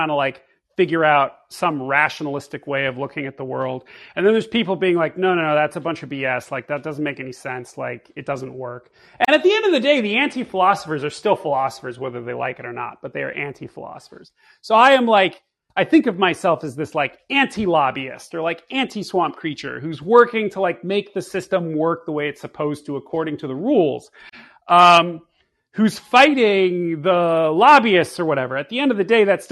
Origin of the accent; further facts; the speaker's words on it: Bay Area, California, United States; moved away as an adult; now in Washington, D.C., United States; I was sort of the kid who thought he was conservative growing up in the Bay Area